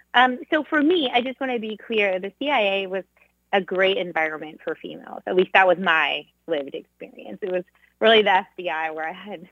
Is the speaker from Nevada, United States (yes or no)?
no; Southern California, United States; growing up in Southern California